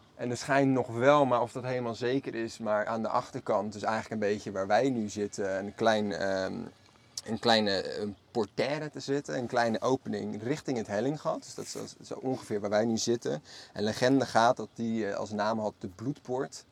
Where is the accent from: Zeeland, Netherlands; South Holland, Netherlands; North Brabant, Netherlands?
South Holland, Netherlands; Maassluis; Allebei zijn wij geboren en getogen in Maassluis